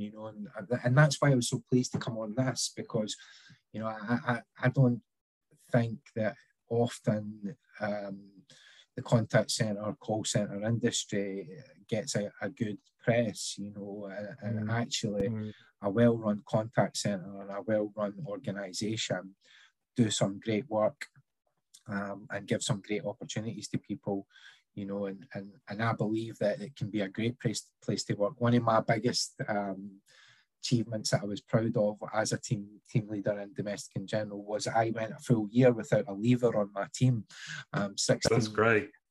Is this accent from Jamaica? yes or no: no; Scotland, United Kingdom; growing up in Scotland